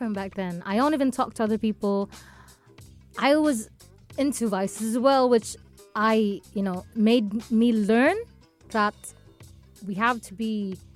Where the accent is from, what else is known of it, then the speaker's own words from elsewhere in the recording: Philippines; moved away as an adult; now in Dubai, United Arab Emirates; I grew up in the Philippines